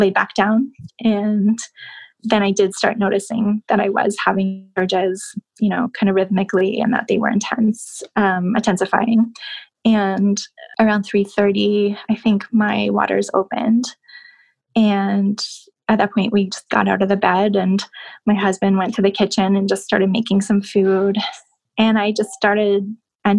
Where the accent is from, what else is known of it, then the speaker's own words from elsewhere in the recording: Canada; moved away; growing up in Canada